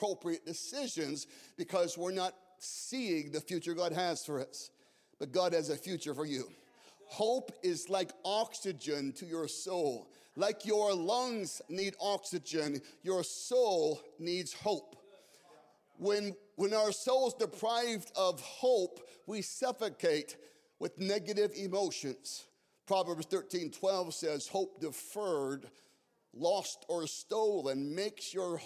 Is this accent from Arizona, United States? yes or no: yes; Scottsdale, Arizona, United States; moved away; Scottsdale was my hometown